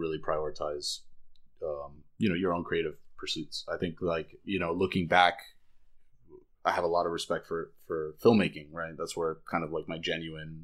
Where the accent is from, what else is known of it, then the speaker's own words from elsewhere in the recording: Miami, Florida, United States; also born or lived in Davie, Florida / Fort Lauderdale, Florida; I was born in Miami, raised by Cuban parents, went to school in Davie